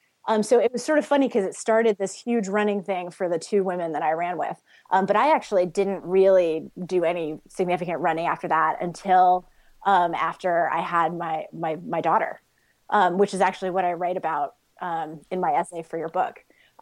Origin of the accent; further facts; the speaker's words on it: Hong Kong; I grew up overseas in Hong Kong, so you can imagine the height differential there.